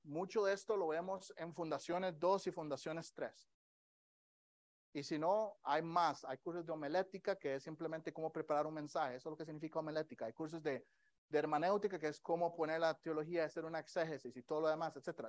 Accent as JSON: {"language": "Spanish", "country": "Costa Rica", "tie": "born or raised there", "moved": "yes", "lives_now": "Kansas City, United States", "said": "yo crecí en Costa Rica. En Costa Rica la mayoría de nosotros crecemos en el catolicismo"}